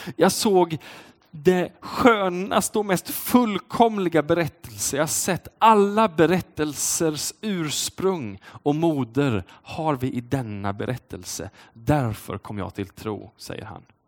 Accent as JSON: {"language": "Swedish", "town": "Uddevalla", "region": "Västra Götaland", "country": "Sweden", "said": "Uddevalla där jag kommer ifrån"}